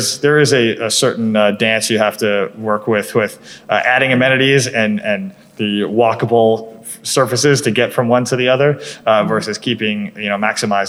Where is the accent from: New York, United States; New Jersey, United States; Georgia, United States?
New York, United States; I grew up on Long Island, yep.